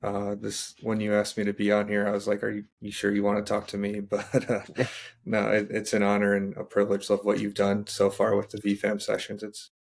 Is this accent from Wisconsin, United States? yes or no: yes; Wisconsin, United States; born and raised in Wisconsin